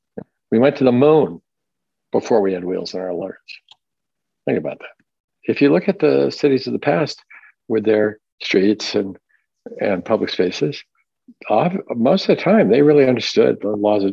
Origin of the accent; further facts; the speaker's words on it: Hong Kong; also born or lived in Tokyo, Japan / Washington, United States; I was born in Tokyo, and I grew up mostly in Hong Kong and in the Puget Sound, Washington State.